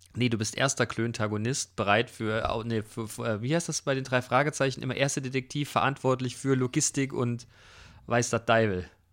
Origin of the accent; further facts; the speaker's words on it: Germany; uns als Deutsche